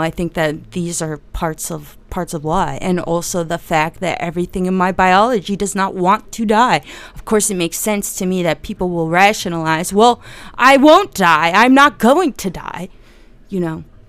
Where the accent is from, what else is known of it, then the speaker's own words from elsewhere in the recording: New Jersey, United States; I'm from New Jersey, uh, and I, and the part of New Jersey that's just west of New York City